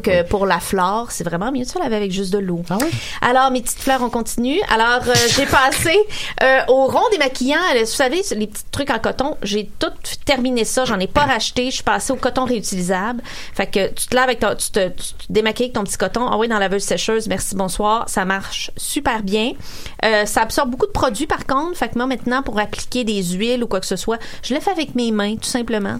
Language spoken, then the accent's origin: French; Sorel-Tracy, Quebec, Canada; je suis née, euh, à Sorel dans les années quatre-vingt